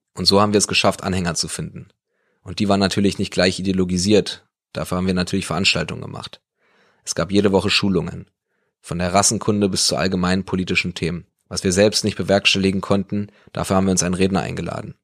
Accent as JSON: {"language": "German", "region": "East Germany", "country": "Germany", "said": "bei uns im Osten"}